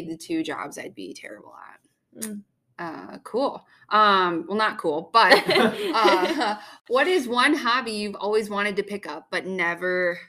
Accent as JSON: {"language": "English", "town": "Cedar Rapids", "region": "Iowa", "country": "United States", "said": "I'm from Cedar Rapids, Iowa."}